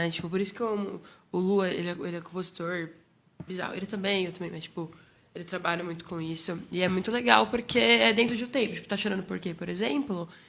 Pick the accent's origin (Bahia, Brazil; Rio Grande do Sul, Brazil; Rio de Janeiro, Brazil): Bahia, Brazil; O Lu é uma delícia de ouvir, porque a gente veio da Bahia. E essa coisa que desde pequeno é um negócio que não sei, parece que tá na veia, sabe?